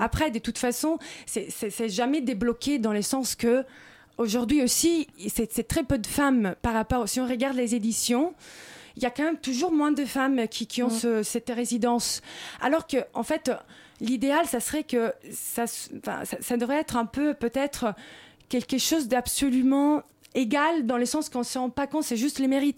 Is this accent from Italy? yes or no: yes; Rome, Lazio, Italy; now in Paris, France; je suis italienne et romaine